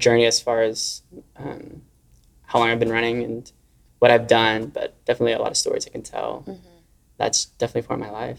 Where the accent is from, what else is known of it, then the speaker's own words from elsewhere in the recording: Beaumont, Texas, United States; my hometown in Beaumont